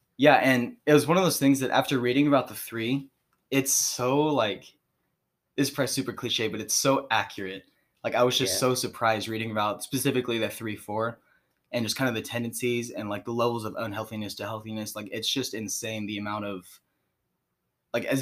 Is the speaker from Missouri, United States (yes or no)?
yes; Springfield, Missouri, United States; I'm from right here in Springfield, Missouri